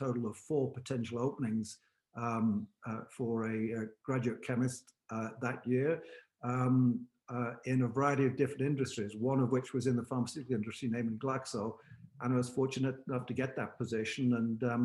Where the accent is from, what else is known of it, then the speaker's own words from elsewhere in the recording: Bromsgrove, West Midlands, United Kingdom; moved away as an adult; also born or lived in Nottingham; now in United States; I was born and raised in the Midlands, a small town called Bromsgrove, which is between Worcester and Birmingham.